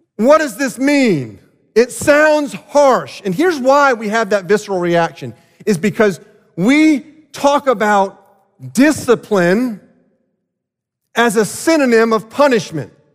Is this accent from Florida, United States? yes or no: yes; South Florida, United States; growing up in South Florida